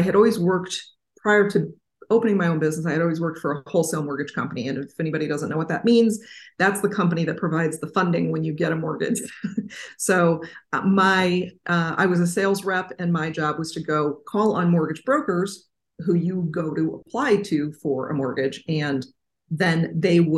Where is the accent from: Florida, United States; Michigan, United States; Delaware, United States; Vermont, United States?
Michigan, United States; Southeast; I grew up, as I said, in Southeast Michigan